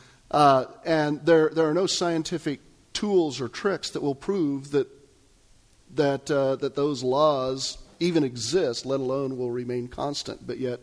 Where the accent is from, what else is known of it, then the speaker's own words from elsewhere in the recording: Kansas, United States; That's when I was growing up in Kansas.